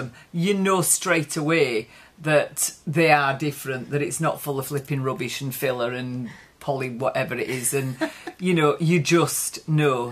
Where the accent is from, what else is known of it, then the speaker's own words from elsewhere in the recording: Yorkshire and the Humber, United Kingdom; So where we come from, this part of Yorkshire, it's quite gritty